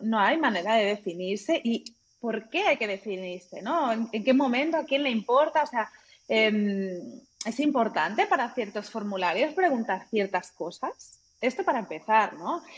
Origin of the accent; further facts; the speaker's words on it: Catalonia, Spain; moved away as an adult; now in Germany; yo nací crecí en España